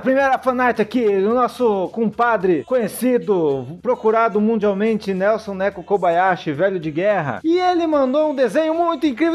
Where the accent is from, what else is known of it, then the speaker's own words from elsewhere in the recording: São Paulo, Brazil; sou de Várzea Paulista, São Paulo